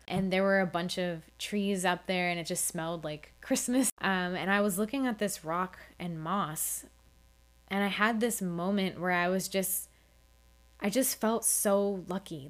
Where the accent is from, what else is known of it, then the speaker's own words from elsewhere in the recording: Florida, United States; I grew up in Florida and I spent a lot of my childhood at the beach